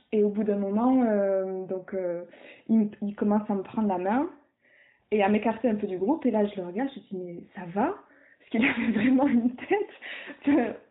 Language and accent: French; south of France, France; now in Brussels, Belgium; on habite euh, euh, une à Lille et l'autre à Bruxelles et on est originaire du sud de la France